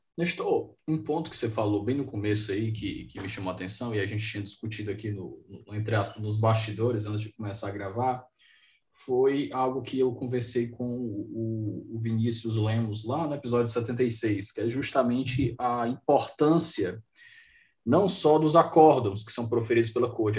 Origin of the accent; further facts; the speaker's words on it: Fortaleza, Ceará, Brazil; moved away; eu estou aqui na minha terra, Fortaleza